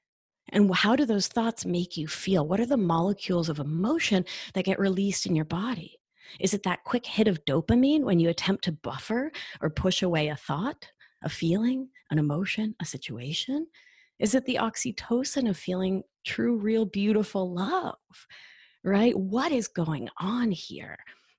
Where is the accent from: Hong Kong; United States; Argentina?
Argentina; moved away; I mean, I'm from Argentina and we left during the dirty war.